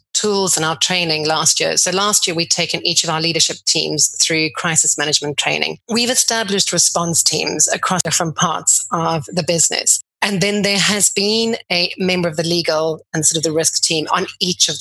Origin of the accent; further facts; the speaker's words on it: South Africa; moved away as an adult; also born or lived in Cape Town, South Africa; now in London, United Kingdom; before coming to London, I grew up in South Africa